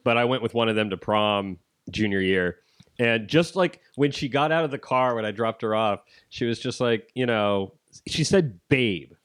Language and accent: English; Ohio, United States; I'm from Ohio